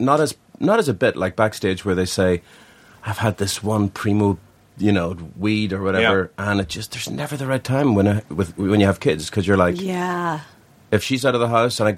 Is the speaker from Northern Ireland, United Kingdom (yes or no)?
yes; Belfast, Northern Ireland, United Kingdom; moved away; where I grew up in Belfast, there were no guns.